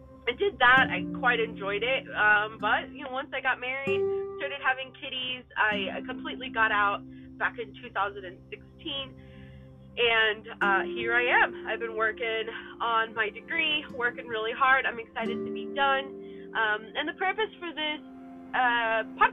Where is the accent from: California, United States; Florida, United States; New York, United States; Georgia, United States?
Florida, United States; Miami; moved away as an adult; also born or lived in San Diego; I was born and raised in Miami, Florida. I lived there for about 20 years.